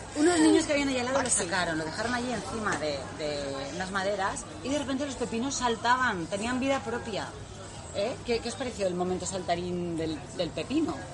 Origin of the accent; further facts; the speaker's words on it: Spain; somos españolas